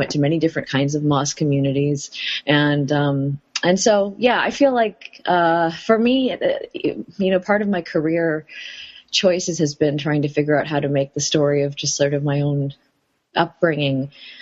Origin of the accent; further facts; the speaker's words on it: Detroit, Michigan, United States; moved away as an adult; also born or lived in Akron, Ohio / Chicago / Middle East / New York; now in New Haven, United States; I was born in Akron, Ohio, raised in Greater Detroit, Michigan, and since then have lived in Chicago and different parts